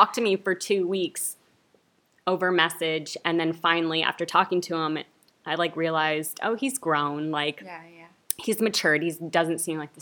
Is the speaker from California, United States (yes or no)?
yes; Santa Clarita, California, United States; now in Burbank, United States; I grew up, you know, in Santa Clarita